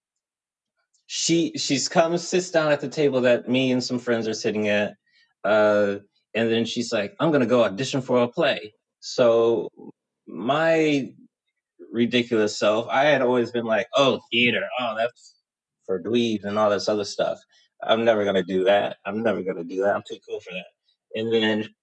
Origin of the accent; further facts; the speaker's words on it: Houston, Texas, United States; I'm originally from Houston, Texas. So my earliest memories are of growing up in the suburbs of Houston, Texas